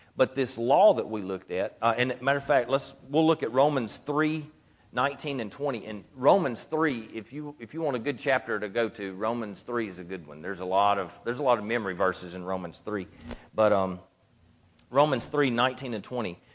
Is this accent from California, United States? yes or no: no; Gilbert, Louisiana, United States; also born or lived in Ruston, Louisiana; I grew up in Gilbert